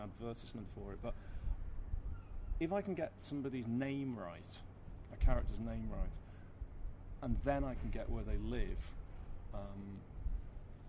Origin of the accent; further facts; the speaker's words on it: Liverpool, North West England, United Kingdom; accent: Northwest; moved away as an adult; now in London, United Kingdom; from my accent you will know that I'm from the Northwest, but I didn't live in Liverpool. I lived in Liverpool for 18 years, and then I left for college.